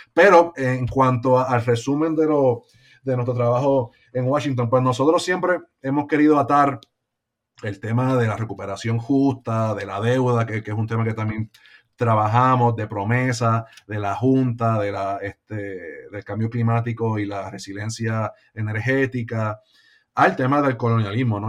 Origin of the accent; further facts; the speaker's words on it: Puerto Rico; Puerto Rico eh, tiene la capacidad como puertorriqueños, ¿no? Y puertorriqueños de, de echar para adelante en nuestro propio país